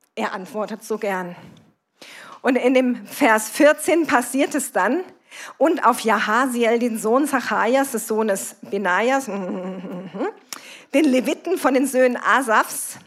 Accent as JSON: {"language": "German", "town": "Kassel", "region": "Hesse", "country": "Germany", "said": "komme ich aus Kassel, bin verheiratet, wir haben zwei erwachsene Kinder"}